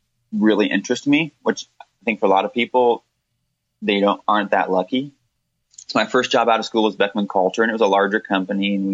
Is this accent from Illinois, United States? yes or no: no; Terre Haute, Indiana, United States; I grew up around Terre Haute